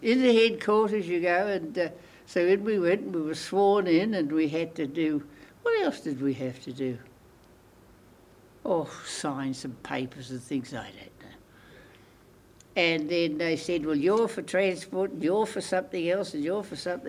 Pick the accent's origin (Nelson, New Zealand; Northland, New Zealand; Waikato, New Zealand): Waikato, New Zealand; Cambridge; also born or lived in Auckland, New Zealand / Te Awamutu, New Zealand; I grew up in Cambridge.